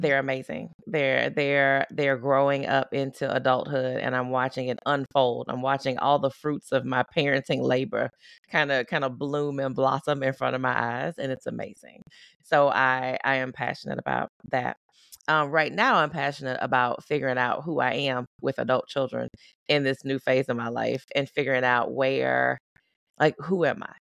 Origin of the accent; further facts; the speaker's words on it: Baton Rouge, Louisiana, United States; moved away as an adult; also born or lived in Tulsa, Oklahoma; now in Oklahoma, United States; I grew up in Louisiana. I live in Oklahoma